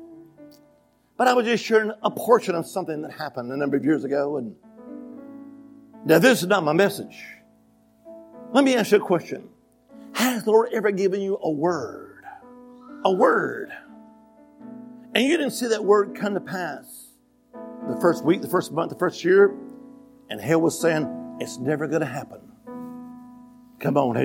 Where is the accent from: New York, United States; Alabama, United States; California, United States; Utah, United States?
Alabama, United States; now in Virginia, United States; But originally, I'm from the Holy Land. Amen. Alabama.